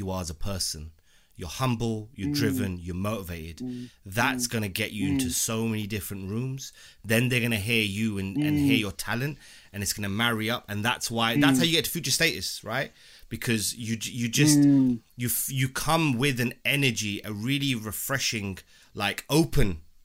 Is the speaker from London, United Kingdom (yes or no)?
yes; London, United Kingdom; moved away; I've born and bred in London